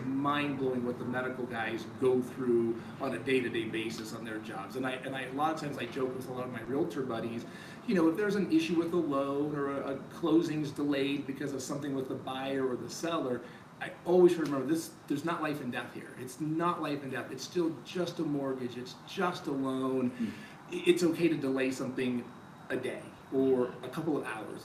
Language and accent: English; Colorado Springs, Colorado, United States; born or raised there; also born or lived in Panama / Georgia